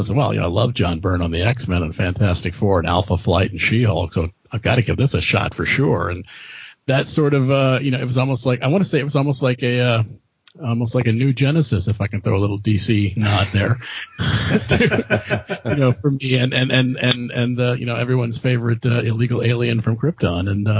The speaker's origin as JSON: {"language": "English", "country": "Germany", "tie": "born or raised there", "said": "so I've been reading comics since the early 1970s when I was a young kid growing up in Germany."}